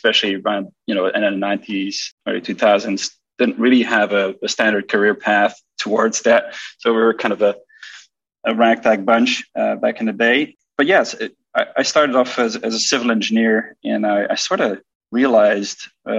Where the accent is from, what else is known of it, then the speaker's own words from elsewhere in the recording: Belgium; I'm from Belgium